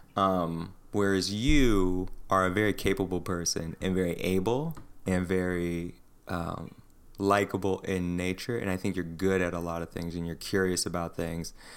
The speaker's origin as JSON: {"language": "English", "country": "United States", "said": "me as an American"}